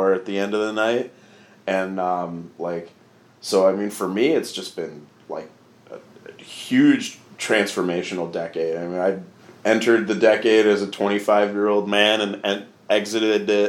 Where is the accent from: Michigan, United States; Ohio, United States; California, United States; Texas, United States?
Michigan, United States; Grand Rapids; My hometown is Grand Rapids